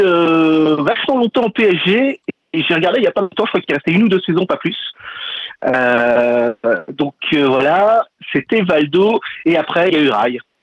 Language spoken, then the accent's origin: French; Lille, Hauts-de-France, France; j'habite à Lille, je suis un petit gars du Nord